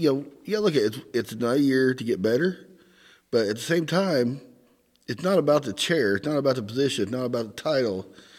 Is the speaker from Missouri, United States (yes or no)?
yes; Missouri, United States; accent: Southern; now in Northern Indiana, United States; in Southeast Missouri, so I got a lot going against me as far as speaking goes.